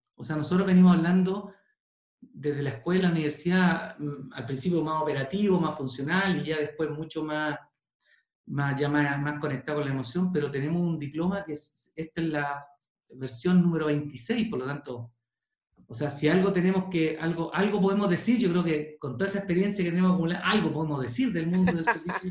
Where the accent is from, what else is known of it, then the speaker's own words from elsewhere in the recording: Chile; Yo soy bien poco chileno